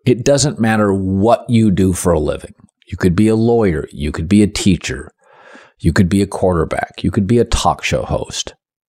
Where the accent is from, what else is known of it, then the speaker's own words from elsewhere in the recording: Pacific Northwest, United States; And I grew up in the Pacific Northwest and am a Pac-12 fan